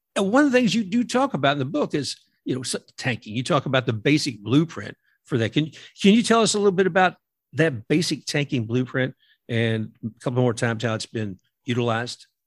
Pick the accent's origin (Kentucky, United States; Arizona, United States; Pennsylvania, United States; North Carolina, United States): Kentucky, United States; me growing up in Kentucky